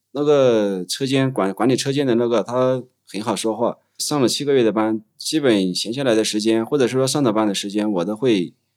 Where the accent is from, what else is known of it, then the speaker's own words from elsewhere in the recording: China; 我妈妈在街上做生意，然后我爸爸就是我们城坝镇粮管所的一个包工头